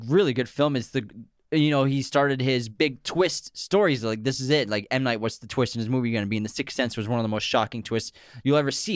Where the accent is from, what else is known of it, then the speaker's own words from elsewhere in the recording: Massachusetts, United States; we say Craig because we're from Massachusetts